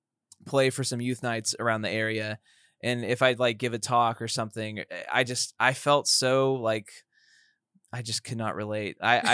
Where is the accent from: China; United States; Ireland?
United States; Sugar Land, Texas; now in Dallas, United States; I'm from Sugar Land, the Dirty Shug.